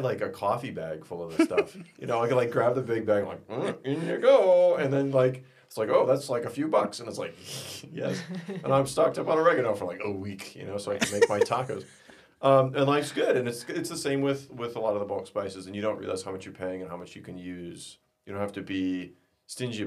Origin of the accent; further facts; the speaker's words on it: South Central Minnesota, United States; moved away; That's where I'm really from, good. South Central Minnesota.